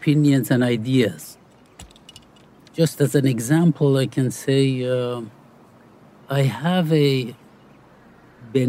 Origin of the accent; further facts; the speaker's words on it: Iran; moved away; I grew up in Iran